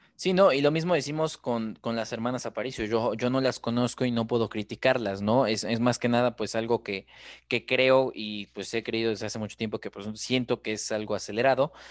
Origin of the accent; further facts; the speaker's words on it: Mexico; Somos así los mexicanos